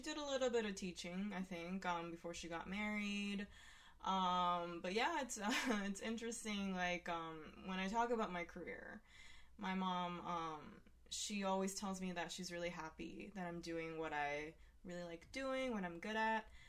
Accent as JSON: {"language": "English", "region": "Hiroshima", "country": "Japan", "tie": "born or raised there", "said": "where I was born as well."}